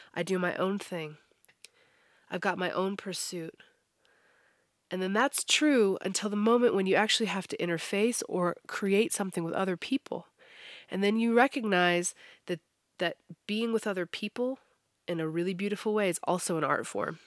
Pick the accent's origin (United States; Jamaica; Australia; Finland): United States; Americans definitely, yeah. We're, we're notorious for only speaking English